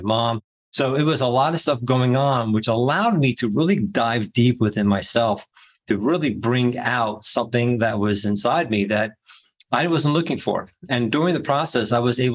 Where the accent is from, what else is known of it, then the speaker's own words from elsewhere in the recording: New Jersey, United States; I'm from Jersey